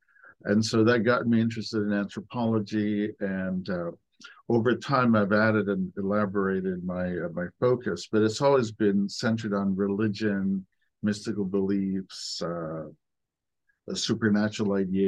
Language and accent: English; United States; My parents were from Afghanistan. But I was born and raised in the United States